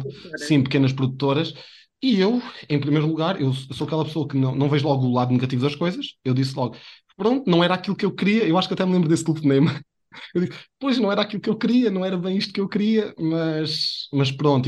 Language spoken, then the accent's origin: Portuguese; a village near Abrantes, Centro, Portugal; moved away; also born or lived in Viseu; sou de uma aldeia de perto de Abrantes, e na minha aldeia eu andava sempre com a câmera na mão, desde que me lembro, 11, 12 anos